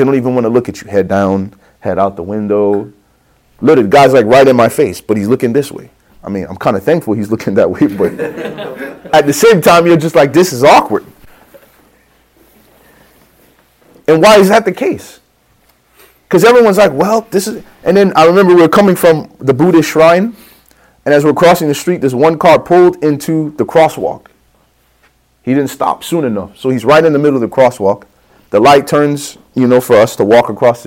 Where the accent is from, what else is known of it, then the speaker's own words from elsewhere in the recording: Chicago, Illinois, United States; I'm from the streets, man. I'm from Chicago